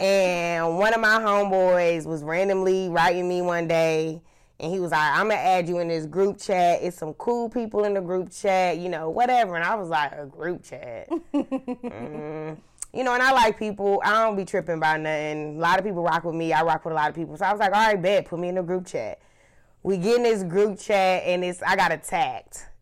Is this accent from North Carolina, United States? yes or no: yes; Charlotte, North Carolina, United States; I am from Charlotte, North Carolina